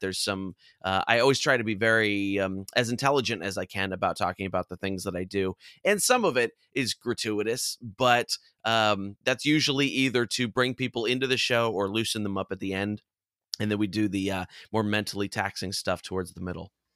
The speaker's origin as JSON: {"language": "English", "region": "California", "country": "United States", "tie": "born or raised there", "said": "growing up in California"}